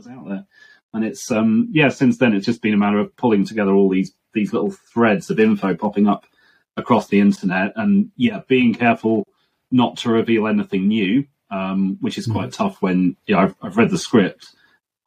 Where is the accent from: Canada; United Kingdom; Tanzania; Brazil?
United Kingdom; being a Brit